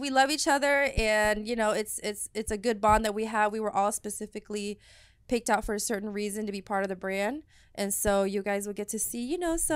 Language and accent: English; Dallas, Texas, United States; I'm born and raised here